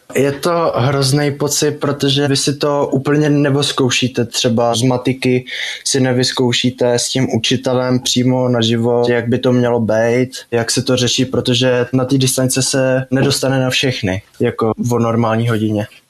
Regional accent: Osek, Czechia; jsem z Oseka

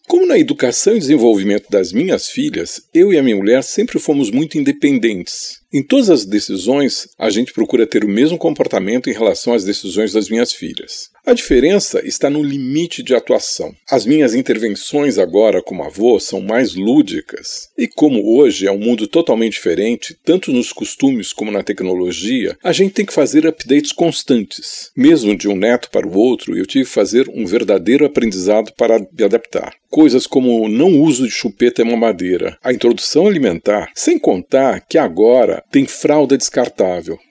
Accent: São Paulo, Brazil; Sou paulistano nascido na Brigadeiro Luiz Antônio, mas toda a minha família é de Pernambuco

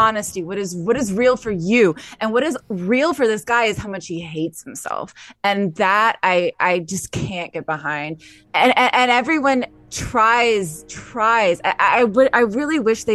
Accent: the South, United States; I'm from the South. I grew up with people who did.

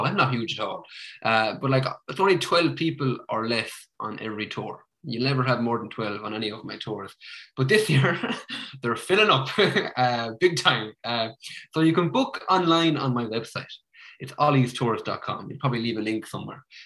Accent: Ennis, Munster, Ireland; I'm from Ennis

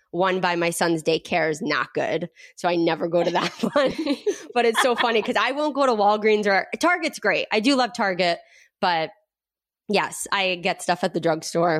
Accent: Rhode Island, United States; moved away; we're originally from Rhode Island

